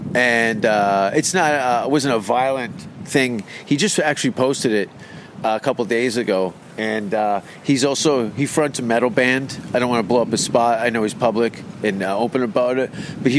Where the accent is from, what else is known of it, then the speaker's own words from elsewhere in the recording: Pittsburgh, Pennsylvania, United States; but plus my hometown is like Pittsburgh.